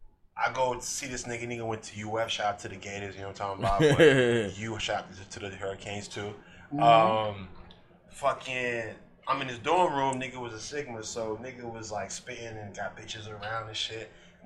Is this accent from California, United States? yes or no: no; Boston, Massachusetts, United States; now in South Florida, United States; I'm from Boston originally. Mm-hmm. I moved out here when I was.